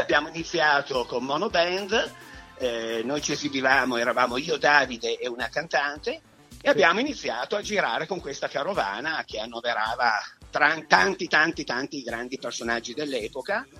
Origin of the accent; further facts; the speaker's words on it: Turin, Piedmont, Italy; noi siamo di Torino